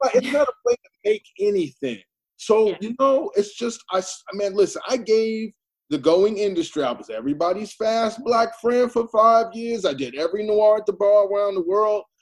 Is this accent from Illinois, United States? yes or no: yes; Chicago, Illinois, United States; I was born in Bronzeville. I was raised in Bronzeville